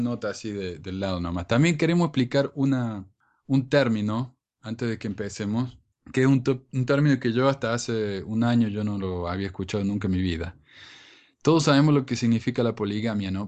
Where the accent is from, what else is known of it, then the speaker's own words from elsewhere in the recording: Argentina; en mi país, en Argentina